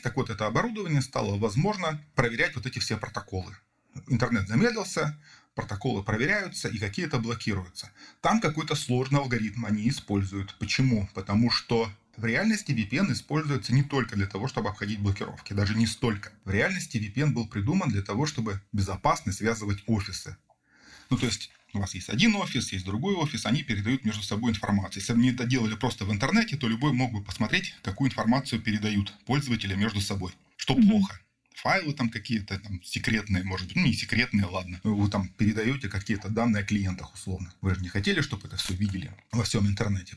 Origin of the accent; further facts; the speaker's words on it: Rezh, Sverdlovsk Oblast, Russia; moved away; я условно вырос в Реже